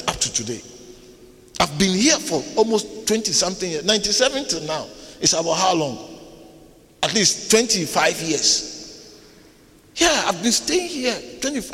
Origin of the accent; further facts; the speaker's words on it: Ghana; moved away as an adult; now in South Africa; I was not born in South Africa. I was born in Ghana. When I came to South Africa, I was almost 30 years old.